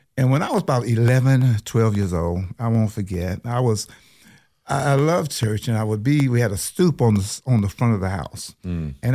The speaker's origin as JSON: {"language": "English", "town": "Concord", "region": "North Carolina", "country": "United States", "tie": "born or raised there", "said": "I'm originally from Concord."}